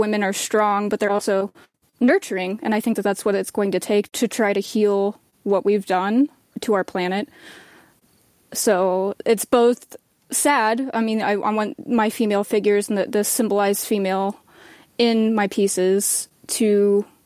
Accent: Marceline, Missouri, United States; also born or lived in Chicago; I grew up in Marceline, a very small town

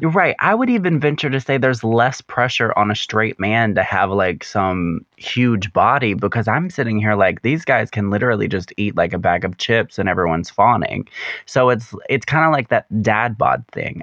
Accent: the South, United States; growing up in the South

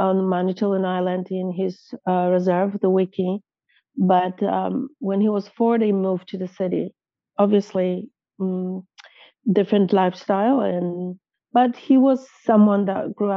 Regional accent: Poland; moved away as an adult; now in Canada; I was a newcomer to this country. I came here when I was 20 from Poland

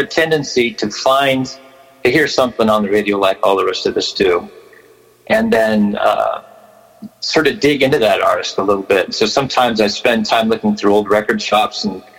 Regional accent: Riverside, California, United States; born or raised there; also born or lived in Berkeley, California / Napa, California

